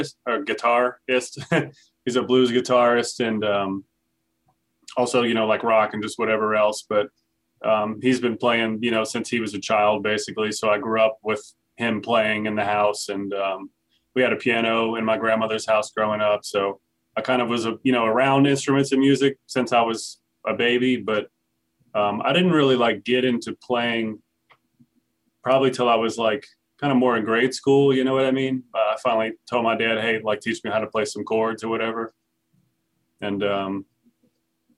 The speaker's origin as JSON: {"language": "English", "town": "New Orleans", "region": "Louisiana", "country": "United States", "tie": "born or raised there", "also_born_or_lived": "Cincinnati / Houston", "moved": "as an adult", "lives_now": "Fredericksburg, United States", "said": "I'm from New Orleans. Yeah, I lived there until 2016."}